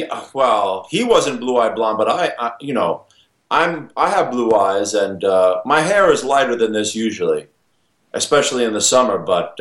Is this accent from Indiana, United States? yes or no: no; New York City, New York, United States; also born or lived in Brooklyn / Los Angeles; I am from Howard Beach in Queens. I was originally born in Brooklyn. I grew up in Ridgewood, Queens, and then moved to Howard Beach when I was about 11 years old.